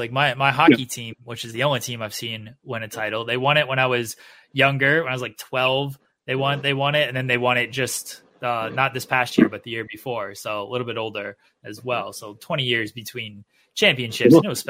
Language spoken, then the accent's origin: English; Ohio, United States; moved away as an adult; I'm from Ohio as well. I just moved here a couple years ago. I guess 3 years ago now.